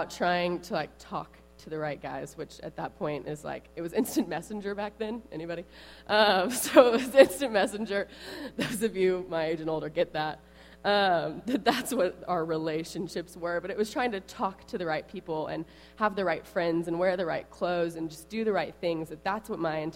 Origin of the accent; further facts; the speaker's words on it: Tulsa, Oklahoma, United States; moved away as an adult; also born or lived in Dallas, Texas; now in Temple, United States; I grew up in Tulsa, Oklahoma.